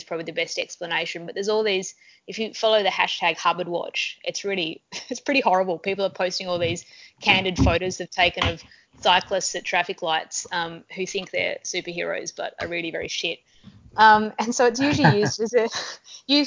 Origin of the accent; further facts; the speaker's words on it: Tasmania, Australia; I'm from Tasmania, which is an island off the south coast of Australia